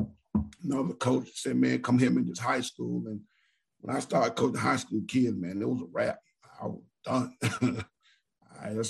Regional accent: Jackson, Mississippi, United States; moved away as an adult; also born or lived in Alabama / Texas / Florida / Louisiana; I'm originally born and raised in Jackson, Mississippi

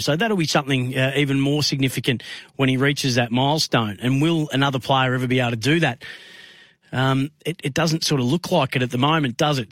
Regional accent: Bendigo, Victoria, Australia; now in Melbourne, Australia; my hometown of Bendigo

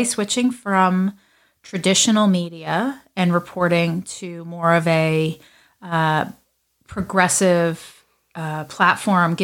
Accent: New Jersey, United States; we're both from New Jersey

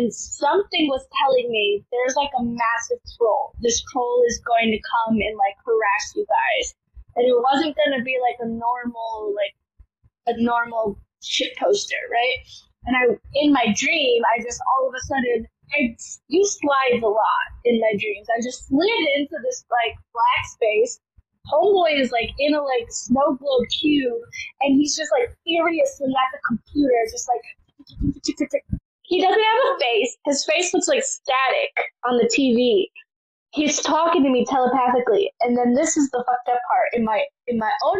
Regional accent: Wisconsin, United States; moved away; I am from Wisconsin

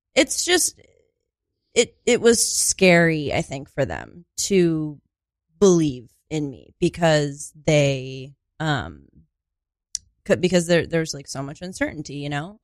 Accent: Sauquoit, New York, United States; moved away; I am actually from a very, very small rural town called Sequoit.

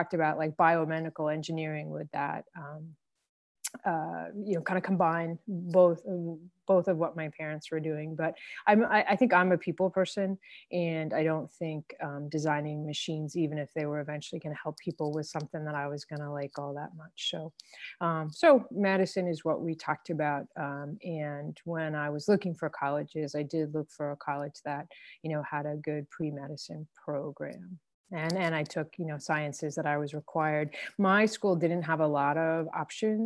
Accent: Freehold, New Jersey, United States; I grew up in Freehold, New Jersey, Central Jersey.

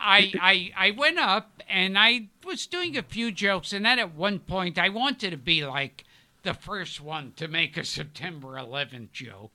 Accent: New York City, New York, United States; also born or lived in Manhattan; I grew up in Brooklyn.

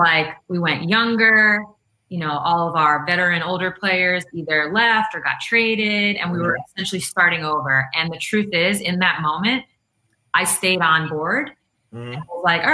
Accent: Long Island, Queens, New York, United States; also born or lived in Russia; I went to school in Queens. I was, you know, from Long Island

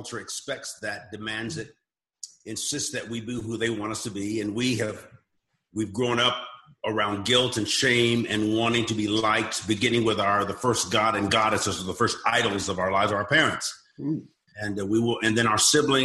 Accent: Southern California, United States; moved away as an adult; now in Oklahoma, United States; I grew up in Southern California, so we were very earthquake conscious. Now I'm in Oklahoma

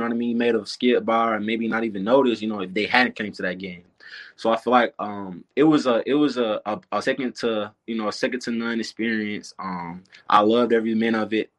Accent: Tallahassee, Florida, United States; moved away; Grew up and born and raised in Tallahassee

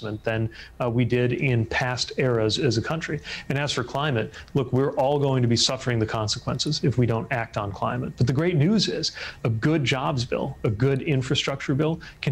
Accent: Indiana, United States; moved away as an adult; now in Washington, United States; the state of Indiana, my home state

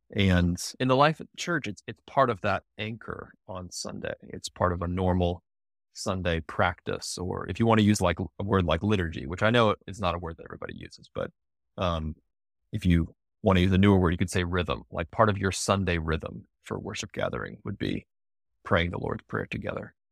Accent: Charlottesville, Virginia, United States; moved away as an adult; also born or lived in Denver / Washington, D.C.; I grew up in Charlottesville. It's a university town.

